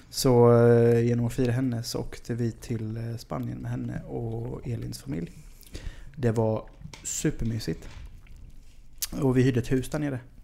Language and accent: Swedish; Sweden; som svensk